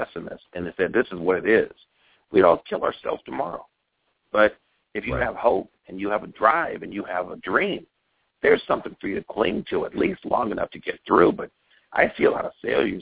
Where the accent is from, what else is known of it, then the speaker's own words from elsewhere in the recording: West Covina, California, United States; also born or lived in Milwaukee, Wisconsin; I was originally born in Milwaukee, but I got here when I was 6 months old. So I grew up right here in Pasadena, in a little city called West Covina